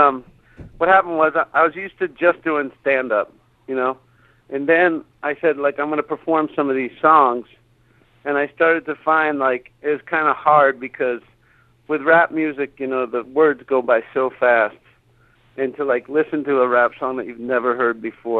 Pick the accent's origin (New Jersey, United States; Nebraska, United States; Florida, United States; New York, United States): New Jersey, United States; moved away as an adult; also born or lived in Austin, Texas; now in Los Angeles, United States; I was born in New Jersey